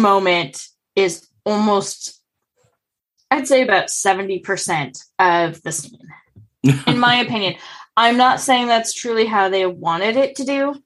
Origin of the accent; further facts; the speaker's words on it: United States; as an American